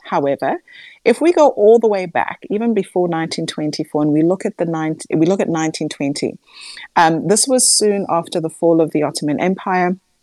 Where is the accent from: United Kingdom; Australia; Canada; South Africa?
South Africa; as a South African